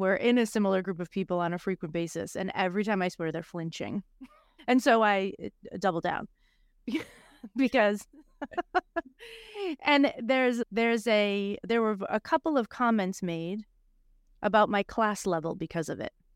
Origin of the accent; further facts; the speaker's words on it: Boston, Massachusetts, United States; I'm a girl from Boston